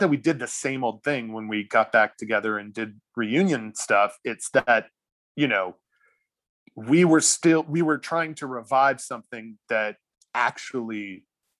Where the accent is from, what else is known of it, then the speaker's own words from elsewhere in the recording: Charleston, South Carolina, United States; moved away; I'm from Charleston originally